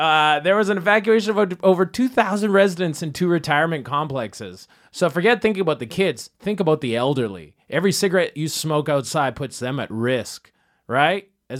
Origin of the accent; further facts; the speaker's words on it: Canada; accent: Canadian; I'm Canadian. It's my accent.